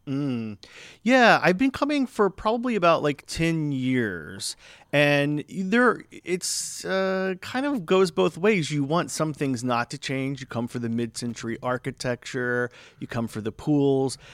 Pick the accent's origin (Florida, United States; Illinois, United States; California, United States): Florida, United States; now in Palm Springs, United States; I'm originally from Florida.